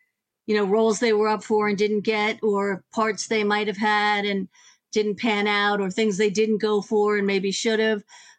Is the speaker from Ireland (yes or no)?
yes; Ireland; I'm a huge … fan. I'm Irish.